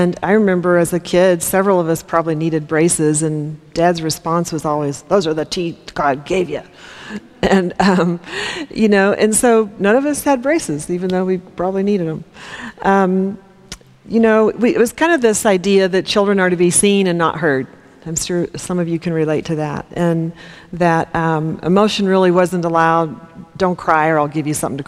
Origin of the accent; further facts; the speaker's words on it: Topeka, Kansas, United States; I grew up in Topeka, Kansas in the 60s and 70s